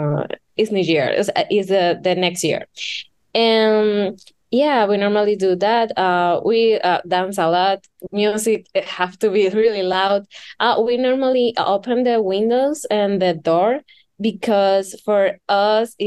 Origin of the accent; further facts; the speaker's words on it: Dominican Republic; I am from the Dominican Republic